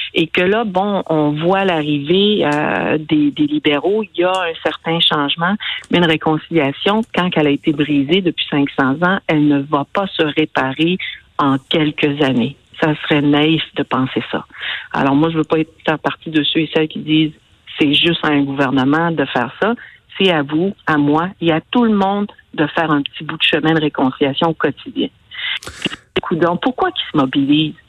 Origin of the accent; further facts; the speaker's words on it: Côte-Nord, Quebec, Canada; je viens d'une belle région de la Côte-Nord. J'en suis fière, je l'aime